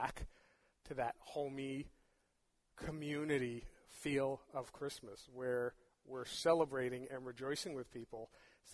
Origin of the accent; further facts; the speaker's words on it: New York City, New York, United States; I grew up in New York City